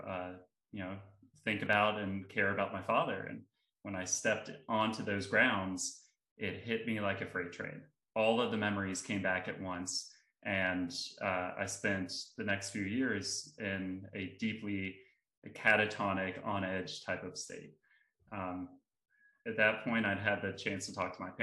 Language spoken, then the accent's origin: English; South Carolina, United States; my home state of South Carolina